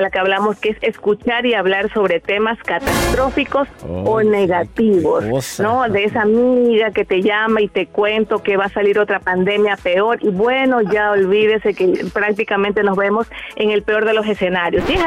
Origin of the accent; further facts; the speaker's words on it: Torreón, Coahuila, Mexico; now in Grayland, United States; Lo escucho aquí de Grayland, Texas, ciudad vecina de Dallas, Texas. Soy originaria de Torreón, Coahuila.